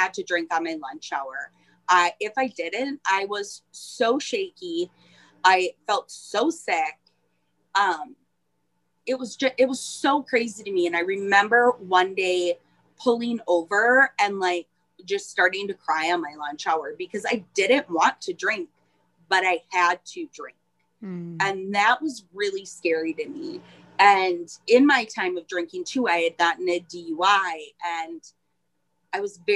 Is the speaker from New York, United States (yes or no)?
no; Iron Mountain, Michigan, United States; also born or lived in Nashville, Tennessee / Pennsylvania / Minnesota; Home is Upper Michigan, Iron Mountain, Michigan